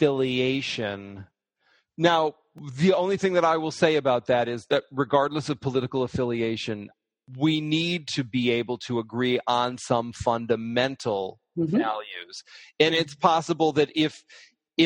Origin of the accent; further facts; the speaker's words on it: Detroit, Michigan, United States; now in New York, United States; I grew up in Detroit